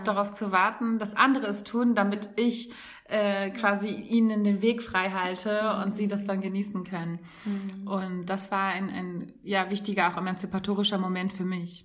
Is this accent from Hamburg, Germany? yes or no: yes; Hamburg, Germany; moved away as an adult; bei uns in Hamburg